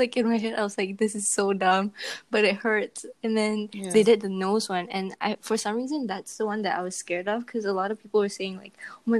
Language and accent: English; Malaysia; I'm Malaysian.